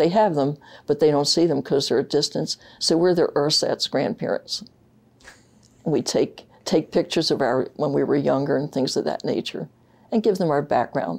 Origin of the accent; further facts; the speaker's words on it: Philadelphia, Pennsylvania, United States; also born or lived in St. Paul, Minnesota / Upper Merion, Pennsylvania; when I was 9 months old, my parents moved east. So I lived in Northeast Philadelphia and graduated from high school up there